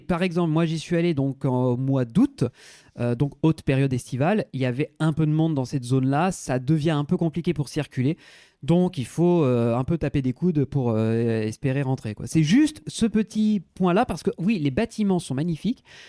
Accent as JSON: {"language": "French", "country": "France", "said": "on est français et qu'on parle pas un mot d'allemand"}